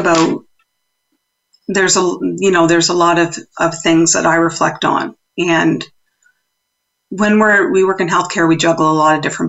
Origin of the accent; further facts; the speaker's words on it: East Coast, United States; accent: East Coast; Well, now there's my East Coast accent coming out for those who are listening.